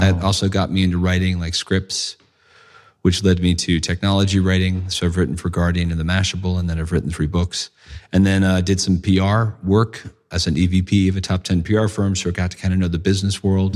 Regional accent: United States; moved away as an adult; also born or lived in London; I'm from the States

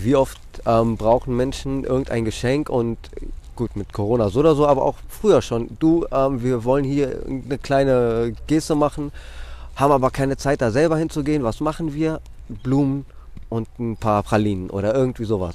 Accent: Athens, Attica, Greece; also born or lived in Drama, Greece / Mainz, Germany / Hamburg, Germany; now in Wiesbaden, Germany; die Kleinstadt heißt Drama aber ähm, im Grunde genommen bin ich in Athen aufgewachsen

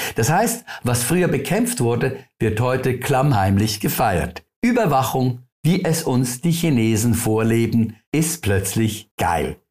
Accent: Switzerland

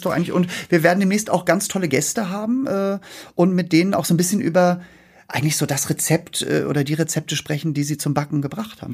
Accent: Norderstedt, Schleswig-Holstein, Germany; moved away as an adult; also born or lived in Hamburg; now in Berlin, Germany; ich komme ja aus Norderstedt bei Hamburg, ne? Also da bin ich ja, ge ja. Also geboren bin ich in Hamburg

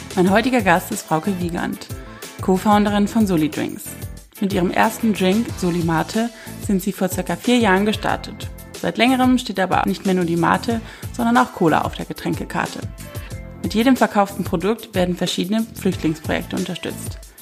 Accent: Rhineland, Germany; ich als Rheinländerin

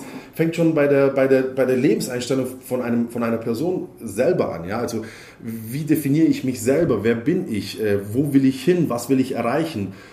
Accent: Heidenheim an der Brenz, Baden-Württemberg, Germany; born there; Ich bin geboren in Heidenheim an der Brenz und äh, am 4. September 1981

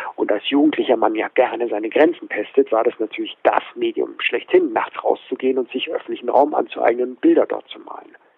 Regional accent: Munich, Bavaria, Germany

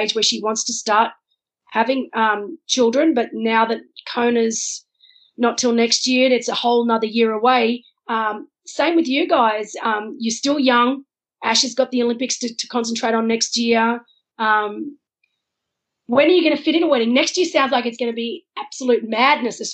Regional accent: Wollongong, New South Wales, Australia; I was brought up, my family took me camping. That was what we did. We didn't go overseas as kids. We went camping. And I'm from Wollongong originally, so down on the south coast of Sydney

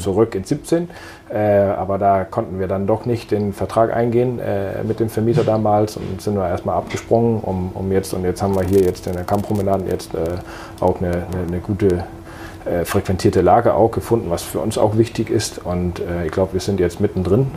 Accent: Denmark; now in Münster, Germany; Ich bin äh, gebürtiger Däne, äh, wohne aber seit vielen, vielen Jahren in Deutschland

